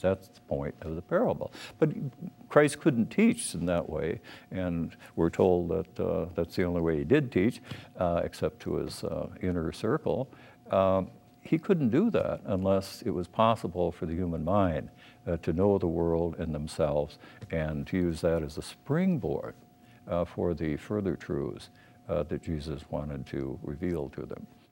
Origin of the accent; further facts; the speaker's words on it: Minneapolis, Minnesota, United States; I was born in Minneapolis